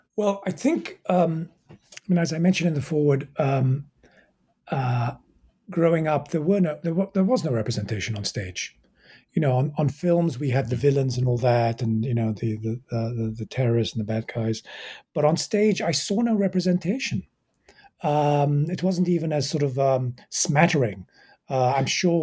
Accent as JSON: {"language": "English", "region": "England", "country": "United Kingdom", "tie": "born or raised there", "also_born_or_lived": "Egypt / Cairo, Egypt", "moved": "as an adult", "lives_now": "United States", "said": "I was born in Egypt, raised in England"}